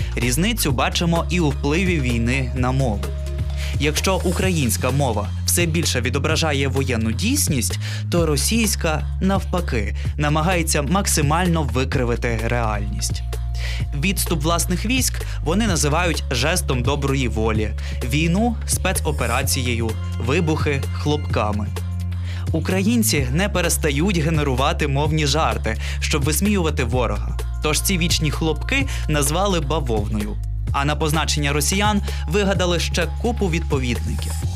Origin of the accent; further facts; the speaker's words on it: Ukraine; Ми з України